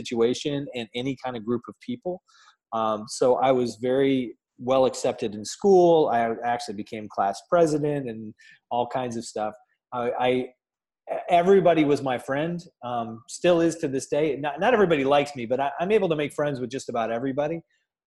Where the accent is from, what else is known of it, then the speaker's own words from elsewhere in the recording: Chelsea, Michigan, United States; now in Columbus, United States; my little town of Chelsea, Michigan, just outside of Ann Arbor